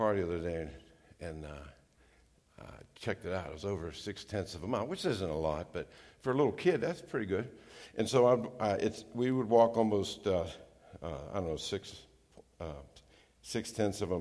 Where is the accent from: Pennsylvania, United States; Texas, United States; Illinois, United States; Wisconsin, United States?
Pennsylvania, United States; Charleroi area, Fallowfield Township, Washington County; I grew up in the Shawlery area and back in the countryside up in Fallowfield Township